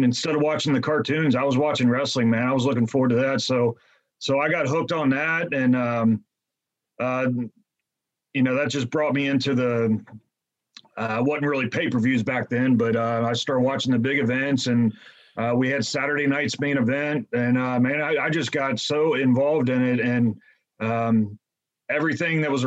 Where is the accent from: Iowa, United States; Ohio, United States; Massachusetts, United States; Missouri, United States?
Ohio, United States; Cincinnati; I'm from the Cincinnati area.